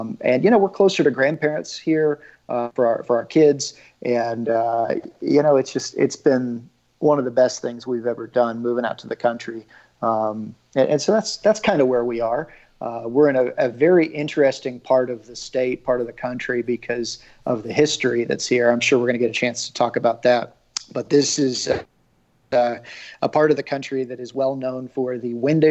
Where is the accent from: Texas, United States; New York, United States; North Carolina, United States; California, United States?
Texas, United States; Wichita Falls; moved away as an adult; also born or lived in Austin, Texas / St. Louis / South Florida / Corpus Christi, Texas; now in Warda, United States; I grew up in Wichita Falls, Texas, which is about as center east to west as you can get, and then as north as you can get.